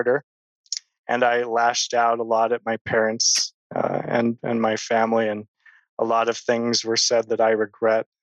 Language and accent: English; Sandy, Utah, United States; I grew up here in Sandy, Utah.